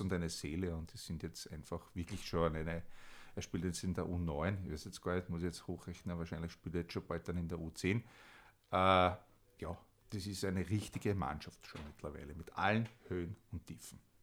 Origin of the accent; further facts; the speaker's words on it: Vienna, Austria; moved away as an adult; now in Stockerau, Austria; Ich komme eigentlich aus Wien, äh, bin im, im Nobelbezirk, im zweiten Bezirk in der äh, Leopoldstadt aufgewachsen